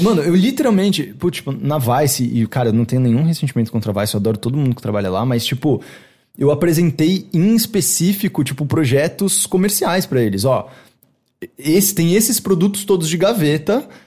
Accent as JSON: {"language": "Portuguese", "country": "Brazil", "said": "Sou brasileiro demais"}